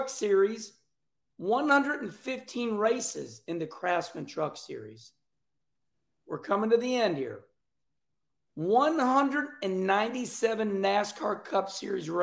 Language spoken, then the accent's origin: English; Arnold, Missouri, United States; We come from Arnold, Missouri. We're Jefferson County rednecks.